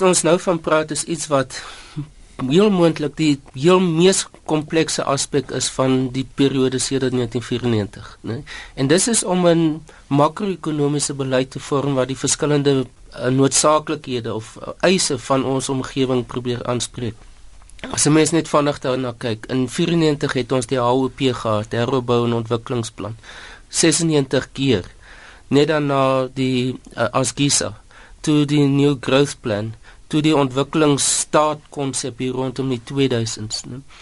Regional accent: South Africa; ons as Suid-Afrikaners

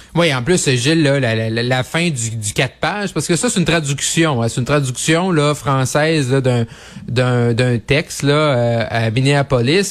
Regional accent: Quebec, Canada; moved away; le Séné-Lac-Saint-Jean, ma région natale, vers Jonquière

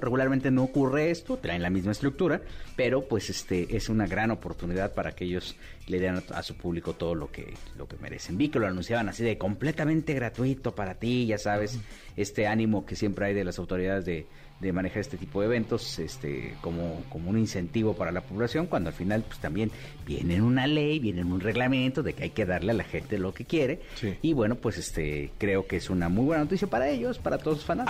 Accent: Mexico; como mexicano

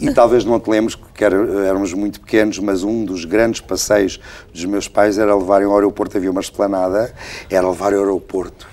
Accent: Portugal; eu sou muito português, sou muito provinciano nisso. sou muito português

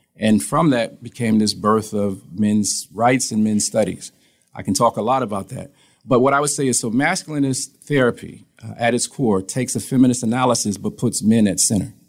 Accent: Toledo, Ohio, United States; moved away as an adult; now in Columbus, United States; I'm from Toledo, Ohio. Uh, we've been here, me and my wife, uh, she's a physician since 2013

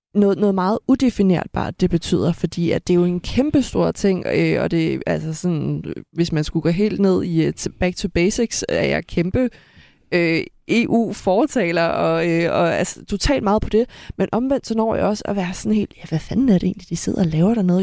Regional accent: Denmark; man siger, at jeg er fra Danmark

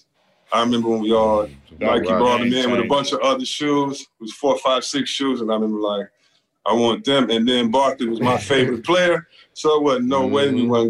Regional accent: Detroit, Michigan, United States; I grew up in Detroit, go to the school in the suburbs, want to rep Detroit

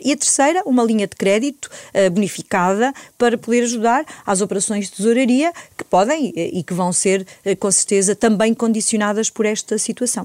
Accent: Alto Ribatejo, Portugal; sou do campo, uh, sou do Alto Ribatejo, uma região que também se faz agricultura, embora que seja uma agricultura familiar, uh, de pequena dimensão, onde na minha família sempre se fez

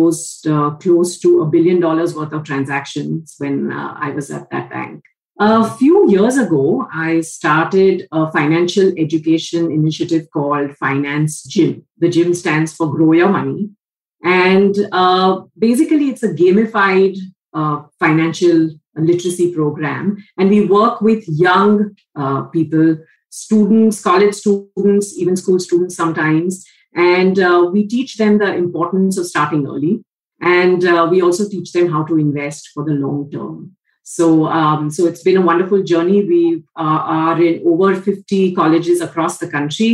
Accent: Mumbai, Maharashtra, India; also born or lived in United States; Born and brought up in Mumbai

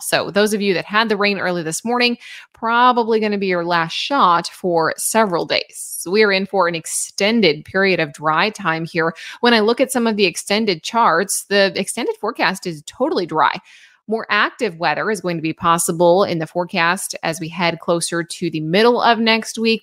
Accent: Illinois, United States; now in Ozarks, United States; I am originally from Illinois

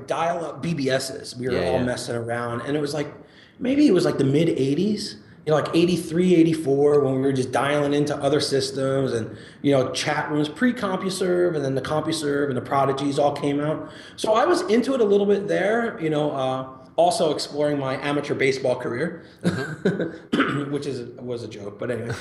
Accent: New York, United States; I grew up right outside of New York City and always a Yankee fan

